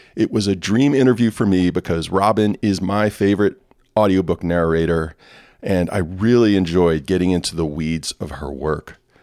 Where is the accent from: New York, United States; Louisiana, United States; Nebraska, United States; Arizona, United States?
Louisiana, United States; New Orleans; moved away; my hometown, New Orleans, Louisiana.